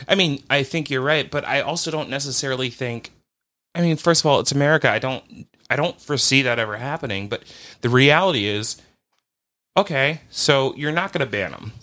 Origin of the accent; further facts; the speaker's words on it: United States; as an American person